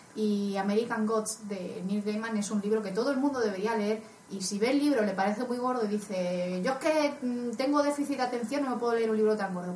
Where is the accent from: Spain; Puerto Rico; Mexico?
Spain; cuando era chica, en mi pueblo, evidentemente, como en todos los mm, pueblos de España, pero a diferencia de que yo no soy andaluza